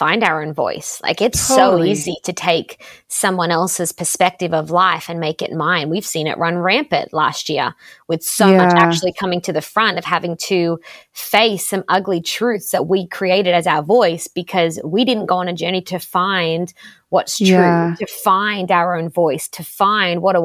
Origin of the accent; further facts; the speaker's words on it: Sydney, New South Wales, Australia; moved away as an adult; also born or lived in Los Angeles, United States; I grew up in Australia in a place called the Shire, nothing to do with the Lord of the Rings